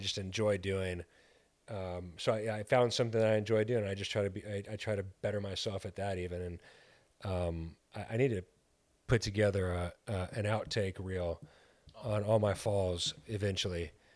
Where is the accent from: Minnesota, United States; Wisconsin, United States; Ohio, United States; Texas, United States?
Texas, United States; El Paso; now in Chicago, United States; We're from El Paso, Texas